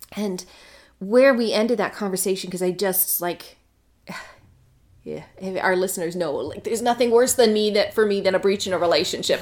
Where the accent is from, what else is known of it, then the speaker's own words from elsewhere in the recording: Canada; I'm Canadian.